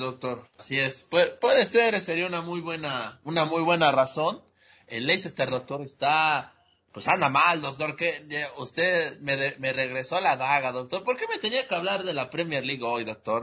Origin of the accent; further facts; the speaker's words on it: Puebla, Mexico; como poblano